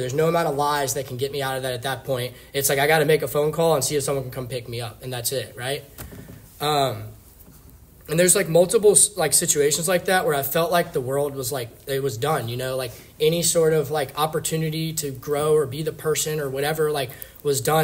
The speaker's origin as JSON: {"language": "English", "town": "Richmond", "region": "Virginia", "country": "United States", "tie": "born or raised there", "said": "I was born in Richmond, Virginia"}